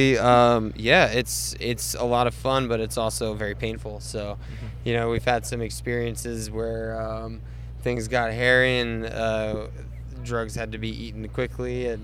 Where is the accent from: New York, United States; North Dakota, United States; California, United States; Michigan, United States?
New York, United States; I'm from New York